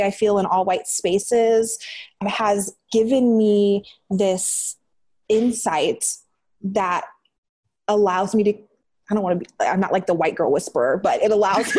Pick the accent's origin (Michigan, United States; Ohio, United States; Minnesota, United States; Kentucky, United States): Ohio, United States; Green; moved away as an adult; Green, Ohio, the suburb in Ohio.